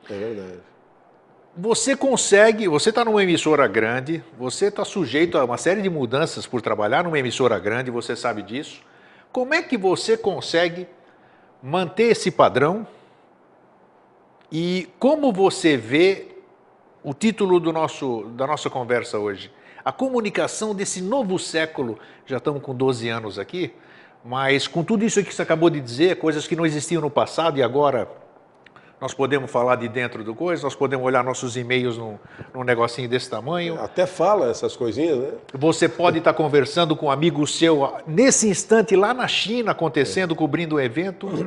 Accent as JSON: {"language": "Portuguese", "region": "São Paulo", "country": "Brazil", "said": "Eu mudei para cá, vim de São Paulo em 12 de fevereiro de 88 que eu cheguei aqui."}